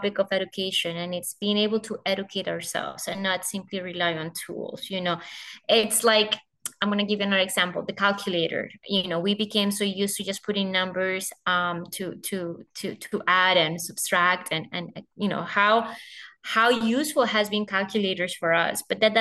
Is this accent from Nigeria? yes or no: no; Colombia; my home country. So I joined the global organization as the country director for Colombia